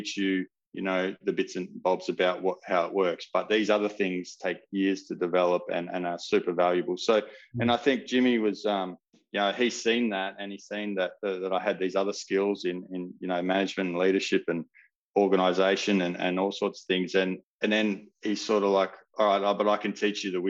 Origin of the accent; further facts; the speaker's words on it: Perth, Western Australia, Australia; But I was from Perth or from WA